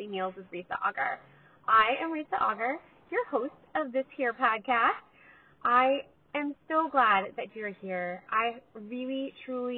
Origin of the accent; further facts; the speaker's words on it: Los Angeles, California, United States; I am from Los Angeles, right? We have really good tacos here. I grew up having tacos probably once a week